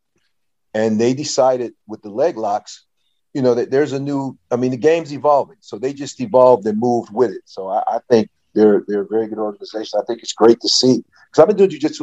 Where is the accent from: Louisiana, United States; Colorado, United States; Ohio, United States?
Ohio, United States; Toledo; I grew up in Toledo, Ohio